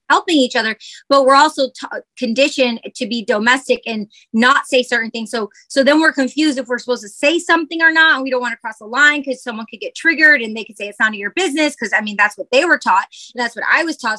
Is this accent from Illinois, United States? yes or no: no; Michigan, United States; moved away; I grew up in Michigan